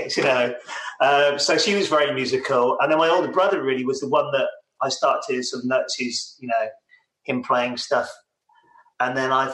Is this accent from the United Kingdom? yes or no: yes; Chepstow, Wales, United Kingdom; also born or lived in Newport, Wales; I was born in Newport, you know, just over the border. And I grew up just outside Chepstow